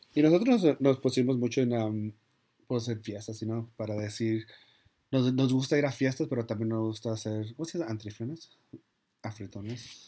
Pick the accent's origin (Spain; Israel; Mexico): Mexico; soy mexicano